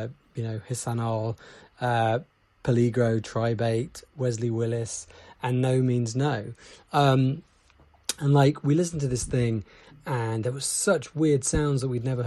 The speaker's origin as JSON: {"language": "English", "region": "England", "country": "United Kingdom", "said": "I'm from England"}